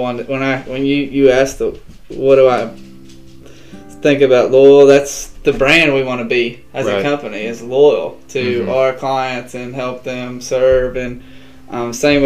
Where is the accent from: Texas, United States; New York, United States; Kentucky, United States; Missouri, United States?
Kentucky, United States; Benton; I'm from Benton, Kentucky.